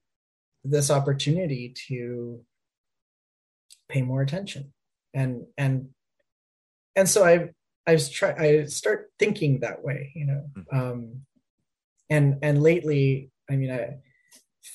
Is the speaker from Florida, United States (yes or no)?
yes; Miami, Florida, United States; now in Ohio, United States; I grew up in Miami, Florida